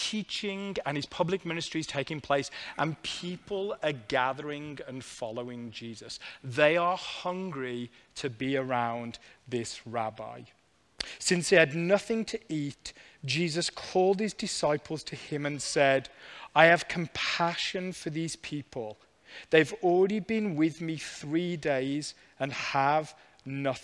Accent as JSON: {"language": "English", "country": "United Kingdom", "moved": "yes", "said": "I was back visiting family in the UK"}